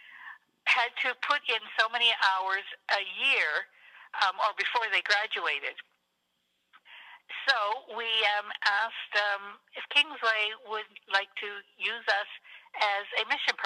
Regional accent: Sarnia, Ontario, Canada; also born or lived in Port Huron, Michigan; I was brought up in Sarnia, Port Huron area.

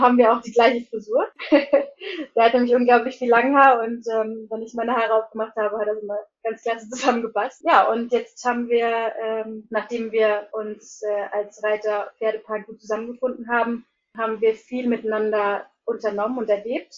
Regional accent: near Hanover, Lower Saxony, Germany; moved away as an adult; also born or lived in Iceland / Hólar; bin eigentlich gebürtige Deutsche, ähm, komme aus der Nähe von Hannover und bin vor 13 Jahren nach Island gegangen, nach meinem Abitur

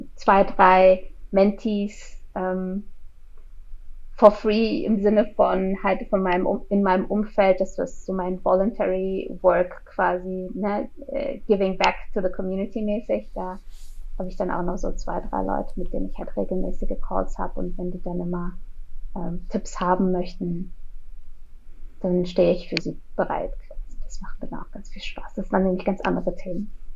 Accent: Berlin, Germany; moved away as an adult; now in Switzerland; ich bin in der Schweiz, ich bin ursprünglich Berlinerin

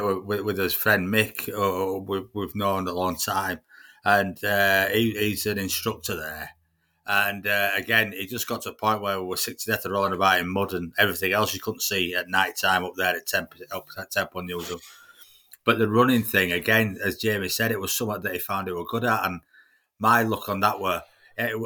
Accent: Leeds, Yorkshire and the Humber, United Kingdom; I'm from Beeston in Leeds originally.

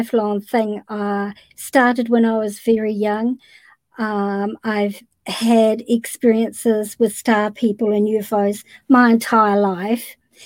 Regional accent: New Zealand; I'm from New Zealand.

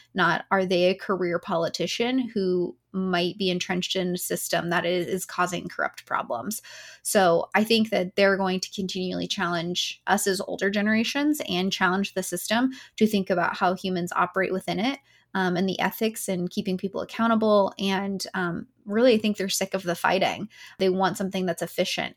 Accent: Tennessee, United States; my home state of Tennessee

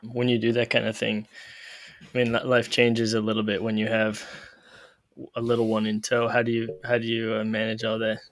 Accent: Canada; moved away as an adult; now in Chicago, United States; I grew up in Canada until I was twenty-three. I moved down to Chicago

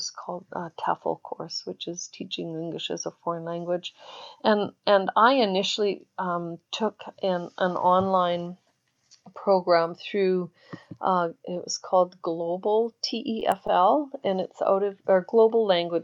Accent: Canada; I'm Canadian

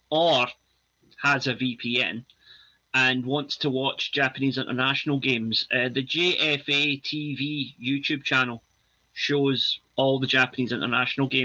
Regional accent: Scotland, United Kingdom; yep. proud

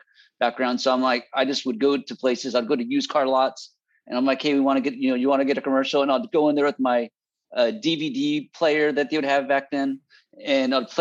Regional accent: Bay Area, California, United States; moved away as an adult; also born or lived in Fresno, California; I'm from the Bay Area. I came down to go to Fresno State.

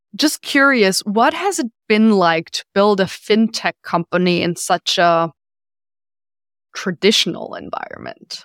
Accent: Germany; moved away; I'm from Germany

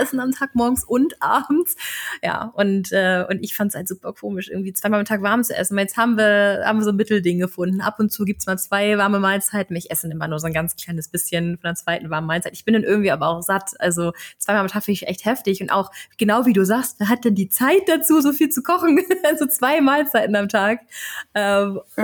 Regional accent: Germany; als Deutsche

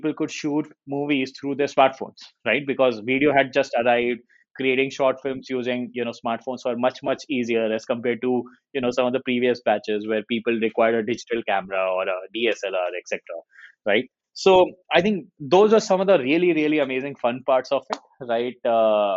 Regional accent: Jaipur, Rajasthan, India; I come from Jaipur

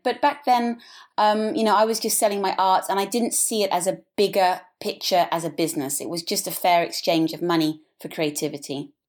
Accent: England, United Kingdom; moved away as an adult; also born or lived in Africa / Switzerland; now in Sydney, Australia; I was born in Africa, and when I was three, I moved back to England

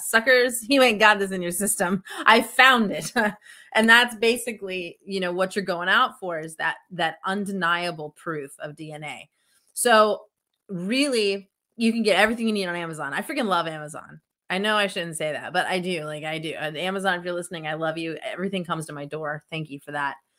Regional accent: Estes Park, Colorado, United States; also born or lived in Tucson, Arizona; growing up in Estes Park, Colorado

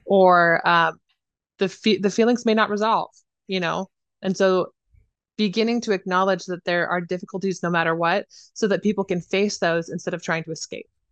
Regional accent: Idaho, United States; I was raised in Idaho

